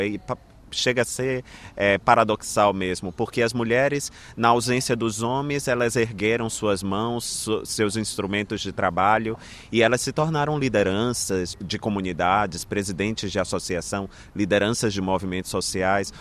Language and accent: Portuguese; Brazil; nas minhas origens, né? na história deste lugar de onde eu vim